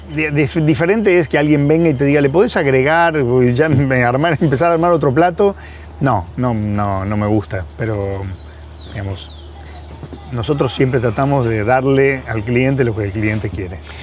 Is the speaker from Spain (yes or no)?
no; Argentina